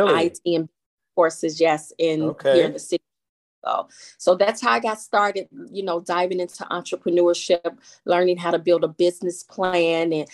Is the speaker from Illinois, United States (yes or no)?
yes; Chicago, Illinois, United States; Born and raised in Chicago. They call it Bronzeville now.